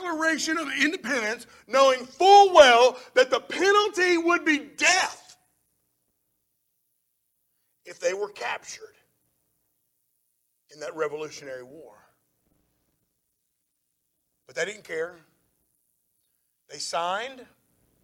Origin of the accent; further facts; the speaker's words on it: United States; our freedom as Americans